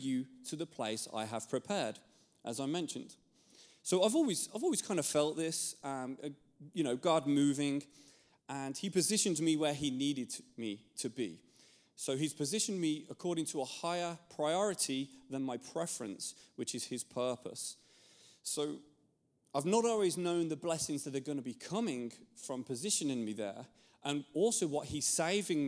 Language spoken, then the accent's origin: English; England, United Kingdom; moved away; I'm from England, and I grew up there, and growing up in England